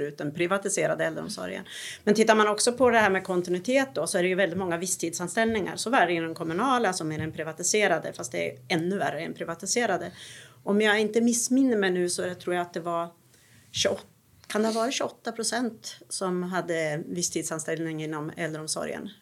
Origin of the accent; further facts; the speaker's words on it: Gävle, Gävleborg County, Sweden; jag är ju från Gävle